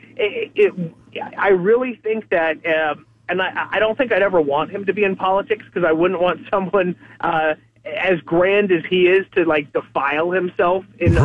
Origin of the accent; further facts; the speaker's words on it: United States; as an American.